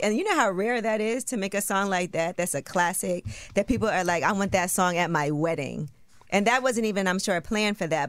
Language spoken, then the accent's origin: English; New York, United States; I'm from New York.